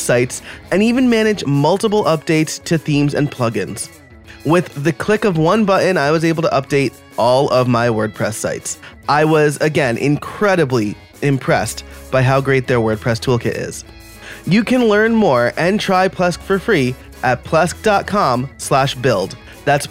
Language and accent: English; New York, United States; also born or lived in Scranton, Pennsylvania; now in Philadelphia, United States